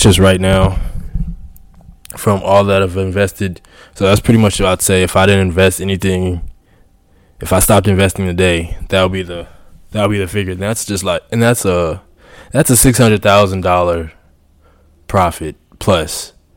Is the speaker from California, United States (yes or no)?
no; Houston, Texas, United States; moved away as an adult; now in Poland; I grew up in Houston